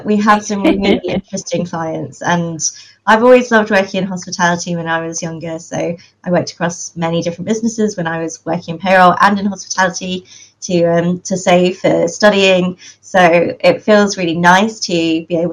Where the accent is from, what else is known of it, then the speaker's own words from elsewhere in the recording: London, United Kingdom; I am hailing from London